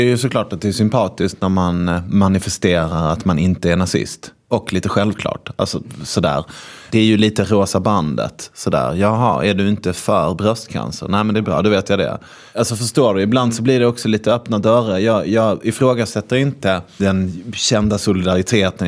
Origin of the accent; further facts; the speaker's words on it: Malmö, Skåne, Sweden; jag är ju från Malmö